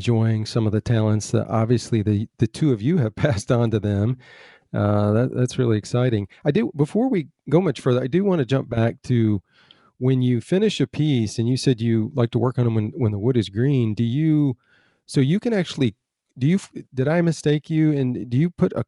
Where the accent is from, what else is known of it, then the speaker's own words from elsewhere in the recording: North Carolina, United States; accent: northern-southern blend; also born or lived in Michigan; I'm from North Carolina, but I was born in Michigan. So I've got that northern-southern blend